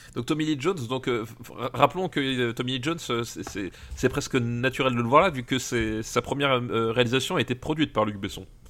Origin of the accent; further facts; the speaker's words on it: Alsace, Grand Est, France; je viens d'Alsace